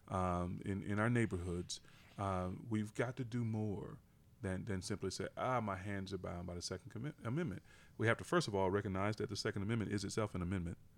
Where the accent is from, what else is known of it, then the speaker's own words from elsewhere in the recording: United States; I'm an American